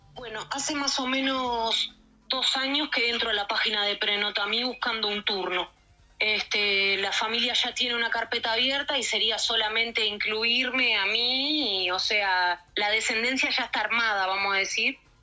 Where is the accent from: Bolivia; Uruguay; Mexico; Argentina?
Uruguay; siendo uruguayo